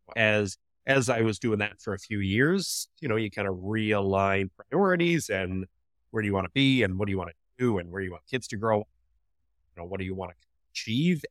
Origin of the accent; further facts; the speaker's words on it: Canada; I grew up right here, actually. Um, so this is the farm that I grew up on.